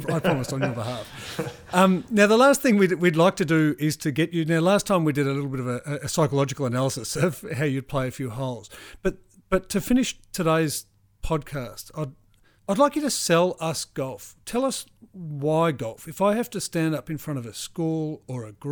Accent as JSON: {"language": "English", "country": "Australia", "said": "as Australian golfers"}